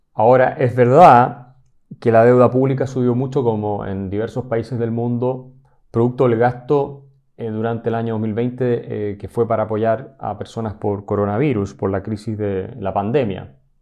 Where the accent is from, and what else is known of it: Chile